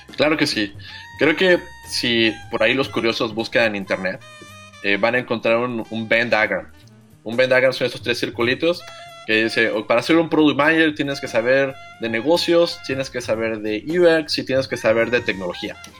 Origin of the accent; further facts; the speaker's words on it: Aguascalientes, Mexico; soy muy orgullosamente de Aguascalientes y estudié en la Universidad Politécnica de Aguascalientes.